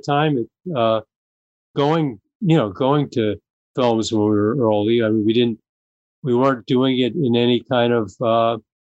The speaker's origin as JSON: {"language": "English", "town": "Los Angeles", "region": "California", "country": "United States", "tie": "born or raised there", "said": "we grew up in Venice, California"}